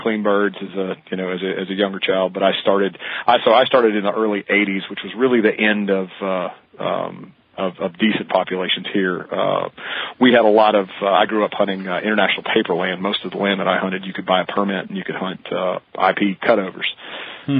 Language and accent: English; Mississippi, United States; I grew up quail hunting in Mississippi